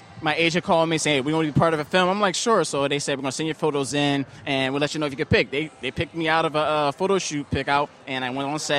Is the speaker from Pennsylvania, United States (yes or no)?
yes; Philadelphia, Pennsylvania, United States; born or raised there